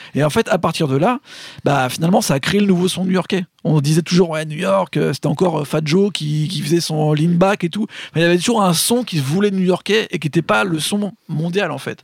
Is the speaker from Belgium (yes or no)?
no; France; nous en tant que français